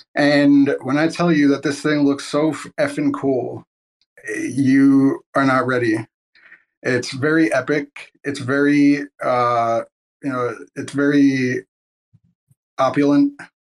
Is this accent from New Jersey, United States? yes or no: yes; New Jersey, United States; I'm from New Jersey